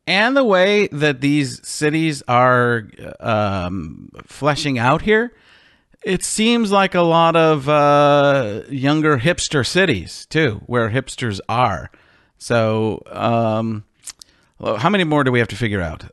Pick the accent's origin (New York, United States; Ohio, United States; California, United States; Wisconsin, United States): Wisconsin, United States; Milwaukee; I grew up in Milwaukee